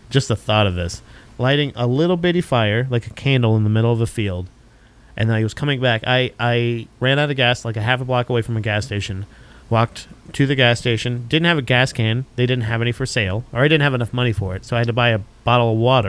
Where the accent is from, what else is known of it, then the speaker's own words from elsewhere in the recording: Florida, United States; Growing up in Florida